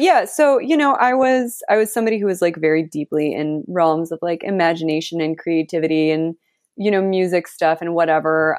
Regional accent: Santa Fe, New Mexico, United States; also born or lived in New York; now in Los Angeles, United States; So I am from Santa Fe, New Mexico. That's where I was born and raised

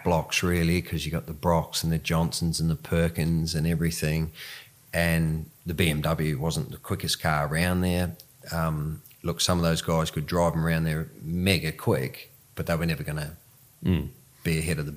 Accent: New Zealand; also born or lived in South Africa; I was from New Zealand.

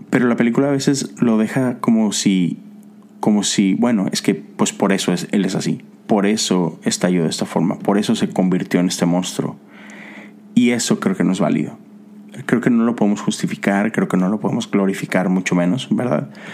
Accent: Mexico; moved away as an adult; now in United States; vivo acá, a pesar de que soy de México. Pero tengo casi nueve años viviendo en Estados Unidos

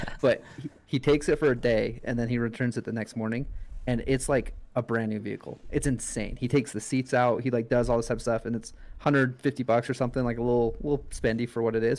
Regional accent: Utah, United States; my whole life growing up, I'm from Utah

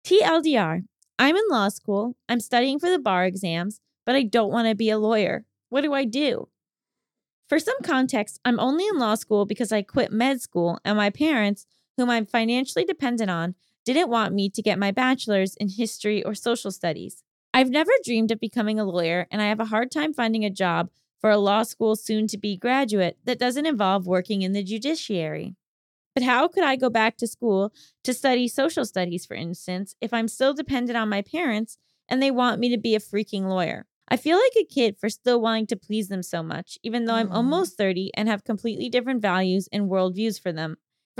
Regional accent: Brazil; English is a second language; I'm 27 years old, and I'm from Brazil.

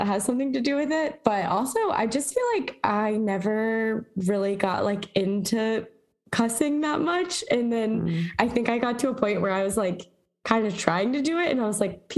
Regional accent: the South, United States; I'm from the South

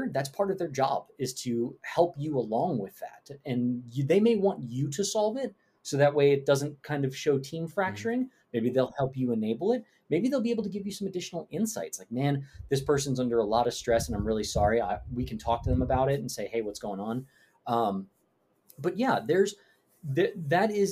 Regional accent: New York, United States; I'm from New York. I have a lot of mannerisms and a lot of tones that don't translate well in text.

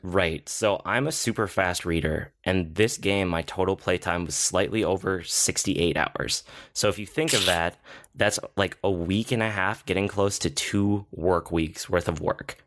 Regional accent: United States; I'm American

